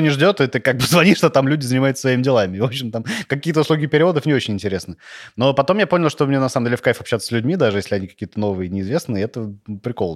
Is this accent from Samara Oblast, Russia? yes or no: yes; Tolyatti, Samara Oblast, Russia; also born or lived in Saint Petersburg; в 8 лет я переехал в Тольятти, там ходил в школу